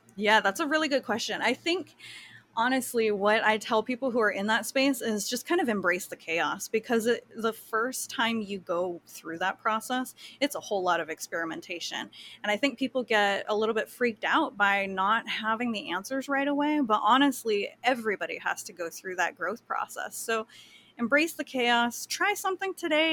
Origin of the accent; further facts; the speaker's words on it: Kauai, Hawaii, United States; I grew up on Kauai